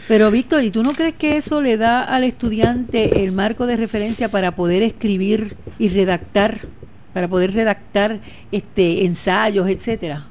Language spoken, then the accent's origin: Spanish; San Sebastián, Puerto Rico; Yo siempre he dicho que soy pepiniana, nunca he dicho que soy de otro sitio. Soy de San Sebastián